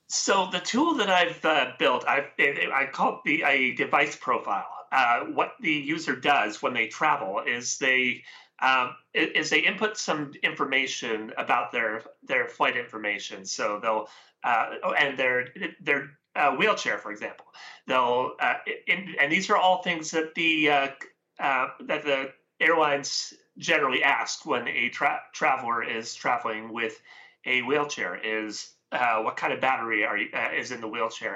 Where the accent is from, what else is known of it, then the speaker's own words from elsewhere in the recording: Canada; I am Canadian, so I'm, uh, from the West Coast here.